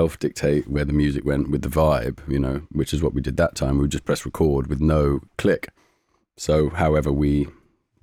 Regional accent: London, United Kingdom; we grew up in Shepherd's Bush, just up on the Goldhawk Road, opposite Townhouse Studios

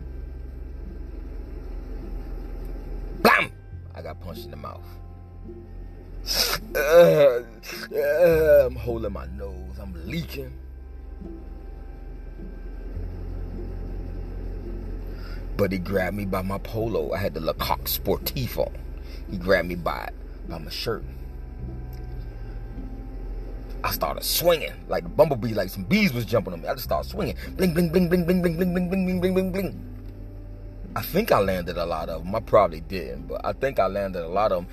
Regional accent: Miami, Florida, United States; moved away; I'm from Miami.

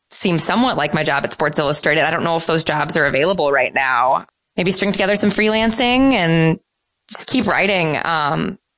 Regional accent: Midwest, United States; now in New York, United States; um, I'm a Midwesterner. Um, and I'm, I probably would make a poor New Yorker.

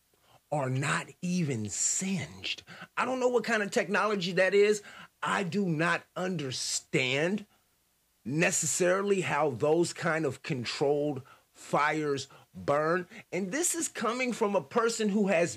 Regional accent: United States; as an American

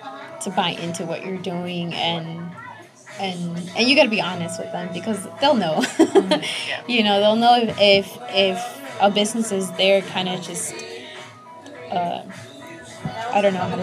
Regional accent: Guanajuato, Mexico; now in United States; But these are from my hometown in Mexico, from Guanajuato.

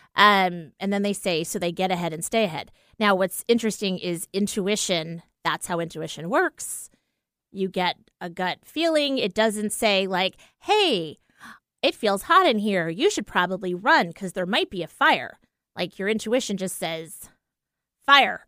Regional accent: East Coast, United States; we're from the East Coast

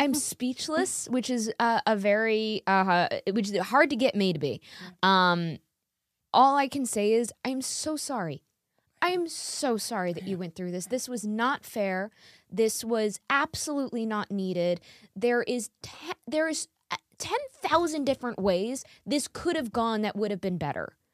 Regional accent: New York, United States; I grew up in New York my whole life

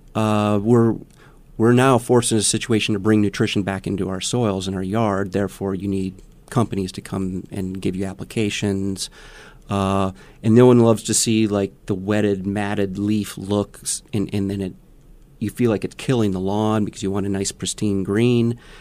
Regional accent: Milwaukee, Wisconsin, United States; now in Omaha, United States; I was a city boy growing up in Milwaukee, Wisconsin

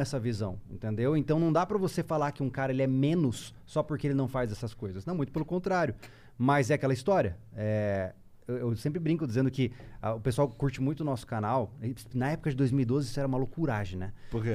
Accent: Campo Grande, Mato Grosso do Sul, Brazil; now in Florianópolis, Brazil; eu não sou de Floripa, sou de Mato Grosso do Sul, lá da região do Pantanal, né? Campo Grande.

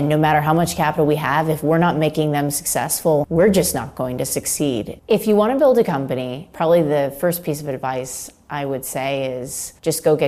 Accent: Florida, United States; I grew up in Florida

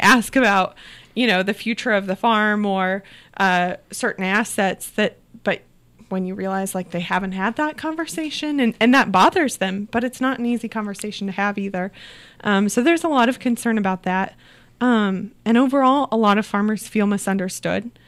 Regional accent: Southeast Iowa, United States; Yeah, so I grew up in Southeast Iowa, but I didn't grow up on a farm

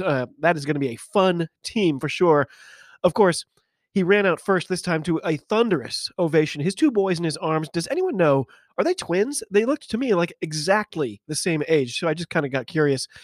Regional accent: United States; I'm an American rugby fan

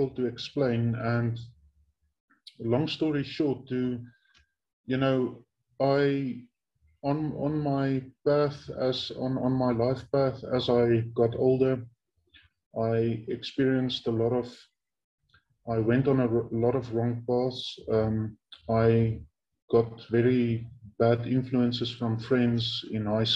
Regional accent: Bloemfontein, Free State, South Africa; I was born in 1986 in my hometown where I'm currently living, Bloemfontein. Now, this is in central South Africa in a province that is called the Free State Province.

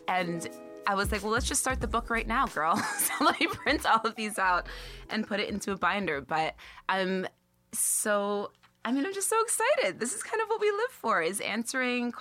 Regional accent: the Catskills, New York, United States; I'm from the Catskills

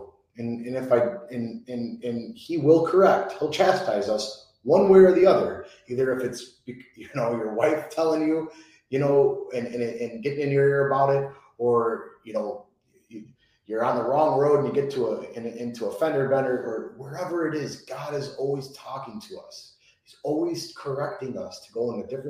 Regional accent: Chicago, Illinois, United States; I'm Italian. I'm from Chicago

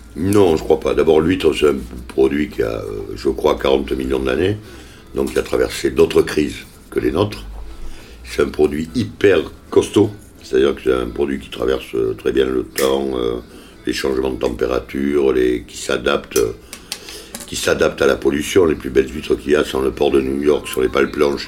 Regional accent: Les Jacquets, Nouvelle-Aquitaine, France; C'est mon village natal

